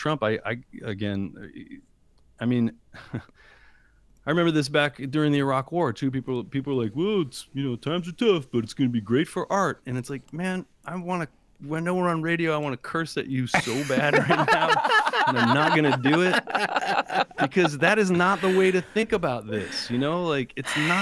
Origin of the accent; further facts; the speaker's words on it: New Jersey, United States; moved away as an adult; also born or lived in Indiana / Washington, D.C. / Boston / Rhode Island; I grew up in Jersey, right outside of New York